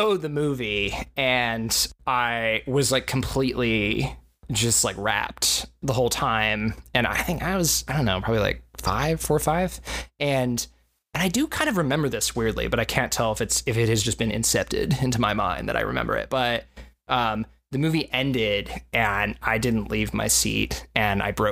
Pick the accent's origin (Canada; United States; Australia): United States; Corpus Christi, Texas; I grew up in Corpus Christi, Texas